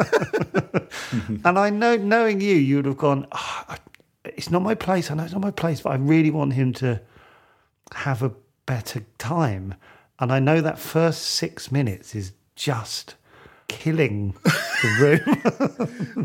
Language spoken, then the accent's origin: English; United Kingdom; as a Brit